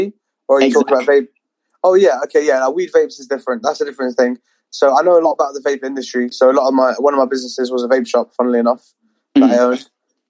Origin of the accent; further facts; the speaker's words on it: California, United States; now in London, United Kingdom; Since I came out from California, I haven't smoked a lot.